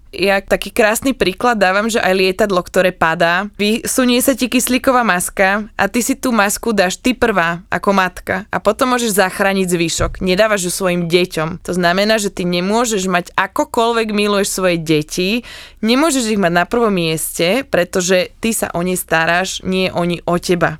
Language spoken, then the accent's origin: Slovak; Slovakia; my máme Slovenky takú špecifickú energiu